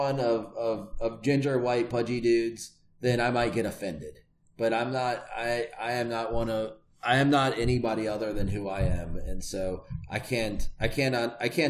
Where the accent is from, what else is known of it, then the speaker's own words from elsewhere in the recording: Richmond, Virginia, United States; I come from Virginia, which has like a big history of like of really backwards race relations